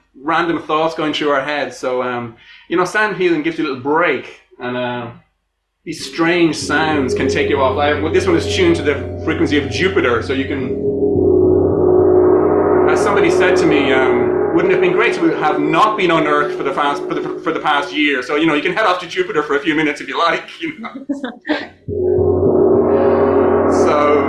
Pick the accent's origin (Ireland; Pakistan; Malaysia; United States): Ireland; I'm Irish.